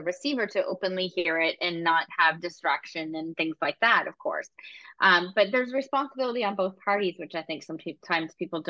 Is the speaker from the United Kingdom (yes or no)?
yes; Scotland, United Kingdom; I'm also Scottish, so I'm blunt by nationality too and my culture.